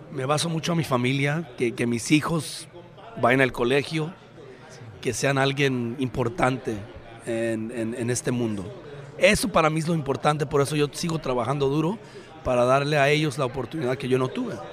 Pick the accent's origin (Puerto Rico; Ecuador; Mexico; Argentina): Mexico; Yo como mexicano, mexicoamericano, americano orgulloso de él